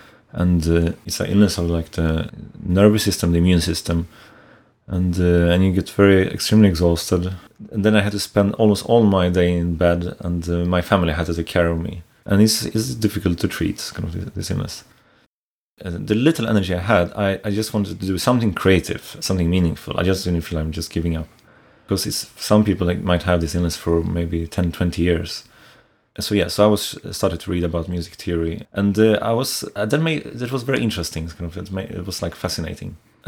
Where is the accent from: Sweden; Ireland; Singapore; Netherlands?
Sweden; moved away as an adult; also born or lived in Poland / United States; now in Edinburgh, United Kingdom; I should first say I have lived in different countries. I was born in Poland. Most of my life I've spent in Sweden. And also I've lived in the US for less than a year and in Virginia.